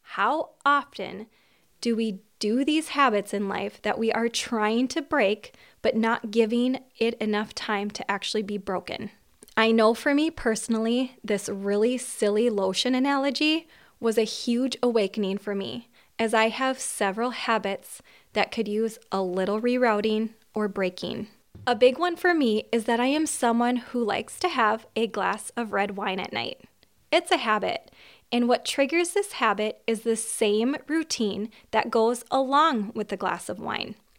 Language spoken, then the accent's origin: English; Minnesota, United States; I was born in Minnesota and I still live in Minnesota